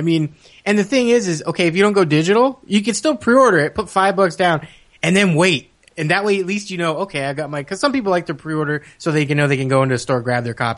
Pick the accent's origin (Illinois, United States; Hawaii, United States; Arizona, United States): Arizona, United States; I'm from Arizona